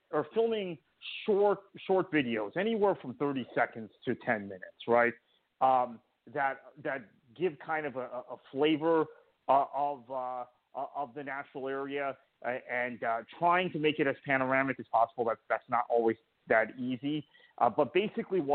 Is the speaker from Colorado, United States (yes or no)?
no; South Florida, United States; I grew up in South Florida